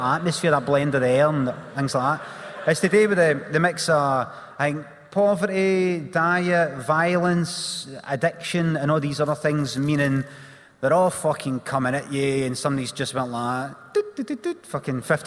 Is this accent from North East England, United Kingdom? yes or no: no; Glasgow, Scotland, United Kingdom; I grew up in Carnwadrick